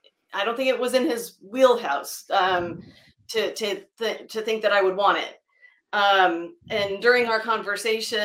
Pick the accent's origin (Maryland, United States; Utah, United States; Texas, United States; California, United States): California, United States; San Diego; I'm from San Diego. I went to college in San Diego, San Diego State, go Aztecs.